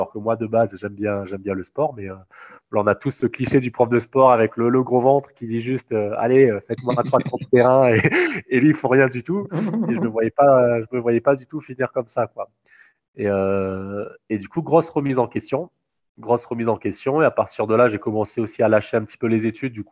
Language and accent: French; Réunion, France; moved away as an adult; j'aurais pu très bien faire ma L3 à, La Réunion. Mais voilà, mais euh, en tant que réunionnais de notre génération, ben, voilà, ça, ça, ça, nous a tous démangé ben, de quitter le petit caillou